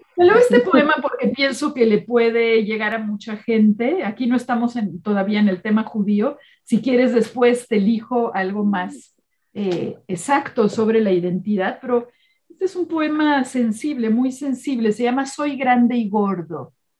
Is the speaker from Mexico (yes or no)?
yes; Mexico City, Mexico; como joven en la preparatoria eh, de un colegio hebreo en la Ciudad de México